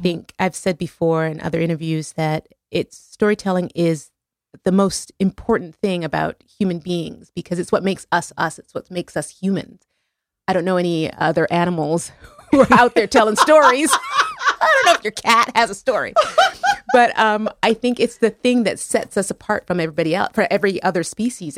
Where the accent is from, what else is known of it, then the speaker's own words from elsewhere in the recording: Montreal, Quebec, Canada; my hometown in Montreal.